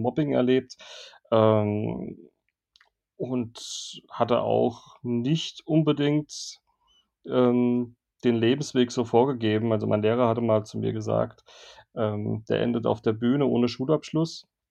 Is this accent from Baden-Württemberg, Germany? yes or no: no; Worms, Rhineland-Palatinate, Germany; moved away; also born or lived in Cologne; also Horchheim ist der Nebenort, wo ich aufgewachsen bin, meiner Heimatstadt in Worms, nicht weit weg von Mannheim